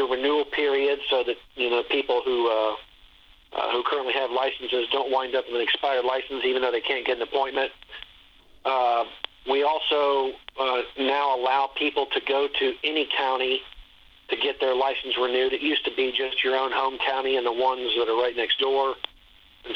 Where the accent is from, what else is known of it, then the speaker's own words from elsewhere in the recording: Dayton, Ohio, United States; now in Columbus, United States; Dayton's actually my hometown. And, I live in Columbus area now, but for many years. But I grew up in Dayton